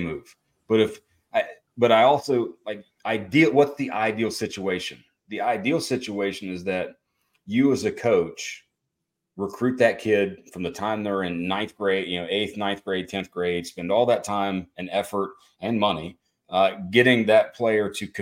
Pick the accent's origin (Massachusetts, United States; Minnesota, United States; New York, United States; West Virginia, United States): West Virginia, United States; West Virginia, my home state and school there